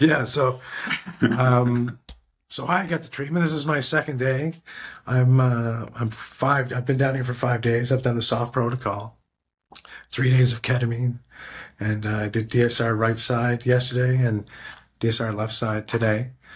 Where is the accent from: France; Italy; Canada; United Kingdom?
Canada; also born or lived in Ottawa, Canada; I'm Canadian